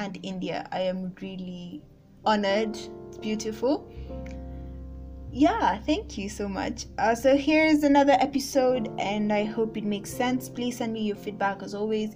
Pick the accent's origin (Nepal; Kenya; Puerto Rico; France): Kenya; I'm Kenyan